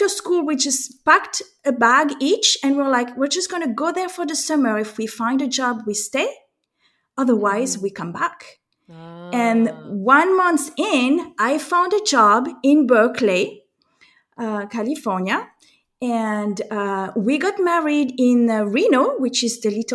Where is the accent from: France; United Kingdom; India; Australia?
France; accent: French; moved away as an adult; also born or lived in United States; as you can tell from my accent, I am French, and I am also American